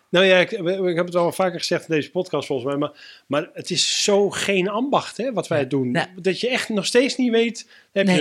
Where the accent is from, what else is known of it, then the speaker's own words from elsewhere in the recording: Groningen, Netherlands; ik kom ook uit Groningen